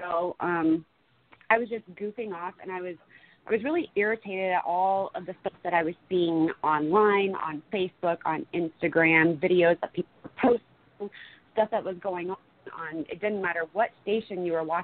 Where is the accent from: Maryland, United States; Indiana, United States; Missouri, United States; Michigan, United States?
Indiana, United States; Fort Wayne; also born or lived in Kansas / Florida; now in Iowa, United States; So I'm originally from Fort Wayne, Indiana. I did move to Kansas for a little bit, and then I took off to Florida in 2016. But now I'm living in Iowa